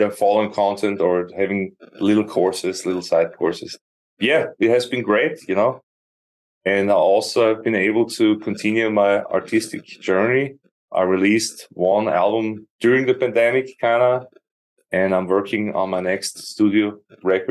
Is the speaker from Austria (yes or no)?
yes; Austria; moved away as an adult; also born or lived in Austin, Texas; now in Ankara, Turkey; I'm born in Austria, born and raised, and became a full-time musician in my early 20s